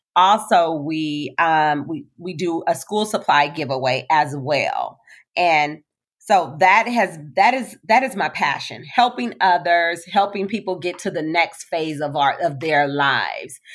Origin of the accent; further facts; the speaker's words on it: Compton, California, United States; I'm a African-American little girl, born and raised in Compton